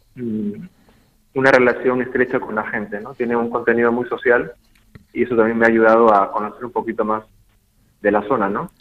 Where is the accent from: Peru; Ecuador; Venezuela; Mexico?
Peru; como peruano